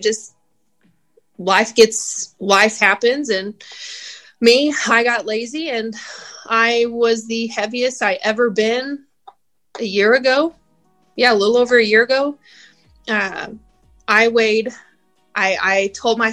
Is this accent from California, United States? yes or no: no; Spring, Texas, United States; also born or lived in Tomball, Texas; born and raised in Texas, right here in Houston. I grew up in a little suburb right out of Houston called Spring